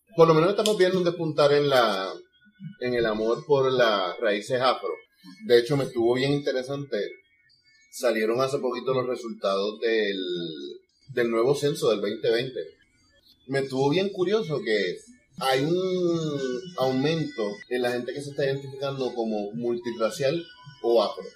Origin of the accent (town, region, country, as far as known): Puerto Rico